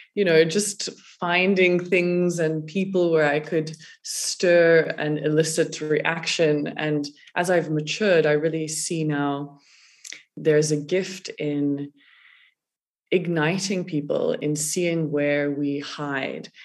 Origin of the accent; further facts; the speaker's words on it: South Africa; growing up in South Africa